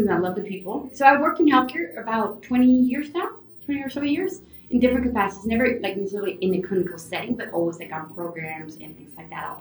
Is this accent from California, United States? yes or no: yes; California, United States; also born or lived in Caracas, Venezuela; Moving to California was really different